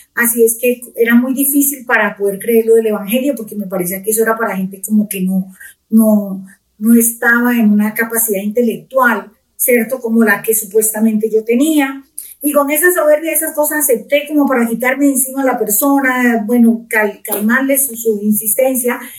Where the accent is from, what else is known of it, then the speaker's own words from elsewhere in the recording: Pitalito, Huila, Colombia; moved away as an adult; now in Bogotá, Colombia; yo soy del sur de Colombia, de la ciudad de Pitalito, Huila. Eh, mi familia es numerosa, yo soy de las menores